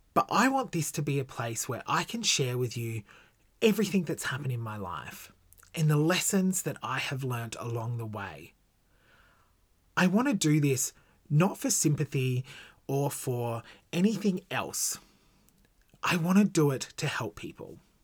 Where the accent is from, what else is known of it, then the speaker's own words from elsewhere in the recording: Gold Coast, Queensland, Australia; I was born on the Gold Coast in nineteen eighty-six.